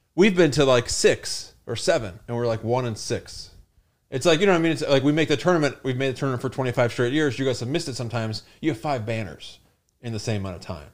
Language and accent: English; Michigan, United States; moved away as an adult; also born or lived in New Mexico / Chicago / Mississippi; now in New York City, United States; I grew up in Michigan, went to Michigan State there till I was, like, twenty-three